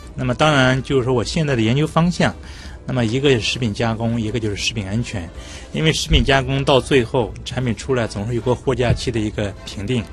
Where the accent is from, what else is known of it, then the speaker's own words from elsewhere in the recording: northern China, China; moved away; 因为我是北方人